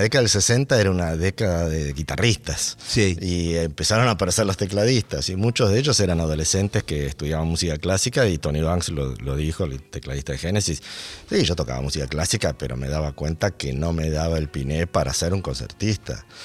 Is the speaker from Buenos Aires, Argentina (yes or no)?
yes; Buenos Aires, Argentina; Soy, soy de Buenos Aires